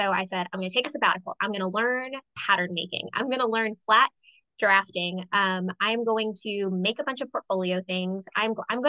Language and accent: English; Sanford, United States; a theater in my hometown